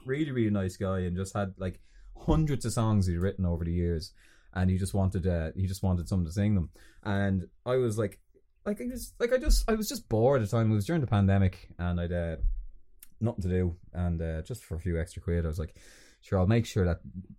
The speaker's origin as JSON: {"language": "English", "town": "Balbriggan", "region": "Leinster", "country": "Ireland", "tie": "born or raised there", "moved": "as an adult", "said": "I'm from Balbriggan, and even when I lived at home, getting there was a fucking nightmare"}